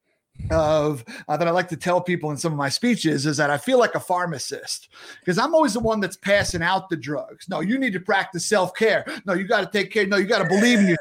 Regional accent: Long Island, New York, United States; where I grew up on Long Island.

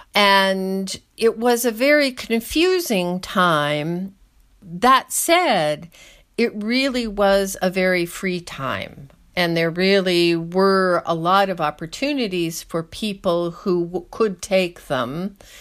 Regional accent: Schenectady, New York, United States; moved away; also born or lived in Soviet Union; I am an American, as you can tell, and I was born and raised in upstate New York in kind of a joke city Schenectady

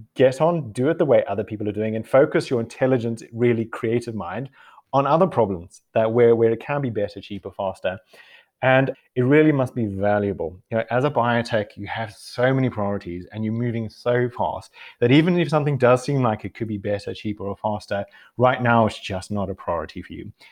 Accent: South Africa; moved away as an adult; also born or lived in Costa Rica; now in United Kingdom; growing up in South Africa

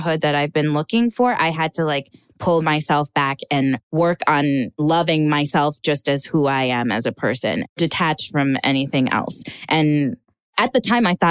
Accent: Minnesota, United States; moved away as an adult; also born or lived in Hollywood; now in Los Angeles, United States; I'm from two very docile cultures, Ghanaian culture and Minnesotan culture

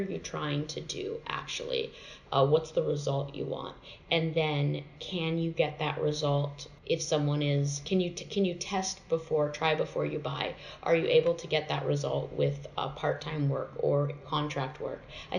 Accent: Nevada, United States; also born or lived in Southern United States; I say this because I was raised like in the South and in Nevada and weirdly Christian

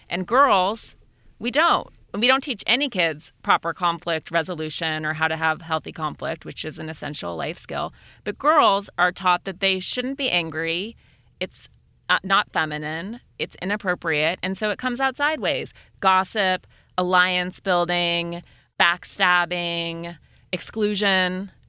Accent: Montana, United States; my brother is gay, and we grew up in Montana

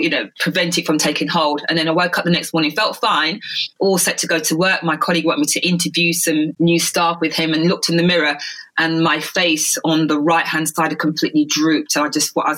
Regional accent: London, United Kingdom; also born or lived in Jamaica; I grew up in London in the UK

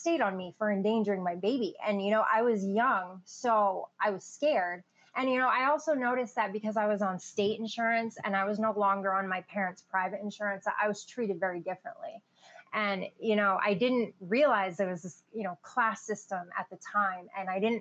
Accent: Maine, United States; also born or lived in Illinois / Brooklyn, New York; now in Southern United States; I grew up in Maine. I was born in Illinois and adopted to Brooklyn, New York. And then my parents got jobs at the University of Maine when I was like two and pretty much lived there ever since.

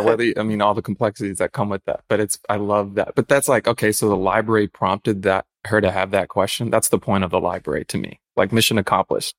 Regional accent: Chicago, Illinois, United States; moved away as an adult; also born or lived in Grand Rapids, Michigan; I was born in East Hazelcrest, lived all over, like, Chicago Heights, Park Forest, and Homewood

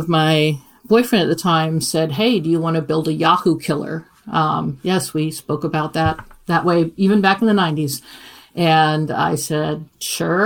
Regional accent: Iowa, United States; moved away as an adult; also born or lived in Kansas City; I grew up in Iowa

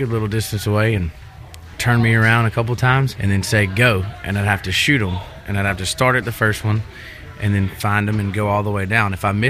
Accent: South Alabama, United States; now in Nashville, United States; I grew up down in South Alabama

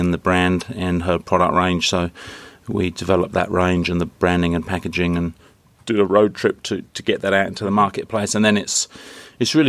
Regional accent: south coast of England, United Kingdom; moved away as an adult; also born or lived in London; now in Australia; I was born in on the south coast of England, beautiful little seaside town. It was a population of 70,000. And enjoyed a great upbringing.

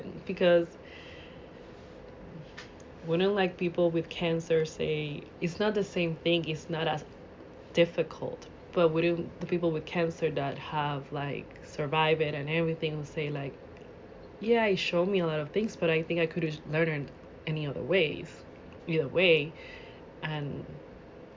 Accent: Puerto Rico; I'm from Puerto Rico

